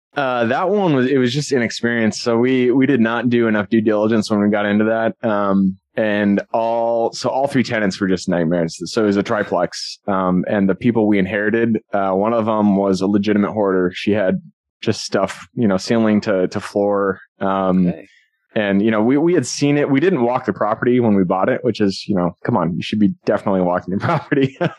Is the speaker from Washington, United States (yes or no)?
yes; Seattle, Washington, United States; I'm from Seattle.